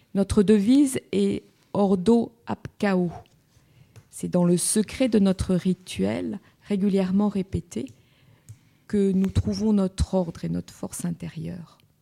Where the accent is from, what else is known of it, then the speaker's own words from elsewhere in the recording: France; chez nous, en France